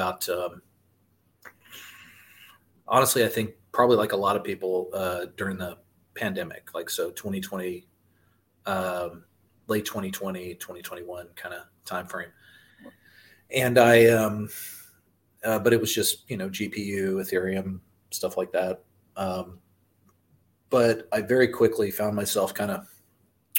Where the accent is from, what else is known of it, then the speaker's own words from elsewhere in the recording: Austin, Texas, United States; now in Round Rock, United States; I'm from Austin because I was originally